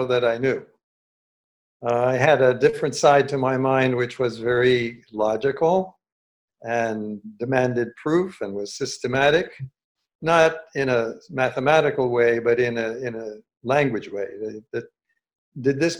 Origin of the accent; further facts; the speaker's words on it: New York City, New York, United States; moved away; I grew up in New York City, so I was very familiar with New York